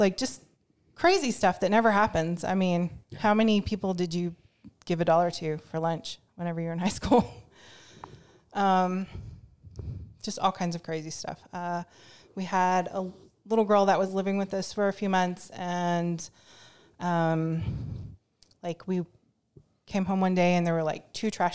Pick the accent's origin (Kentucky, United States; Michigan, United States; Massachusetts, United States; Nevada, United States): Kentucky, United States; also born or lived in Columbus, Ohio; growing up in Kentucky in a mixed family in the 90s wasn't exactly easy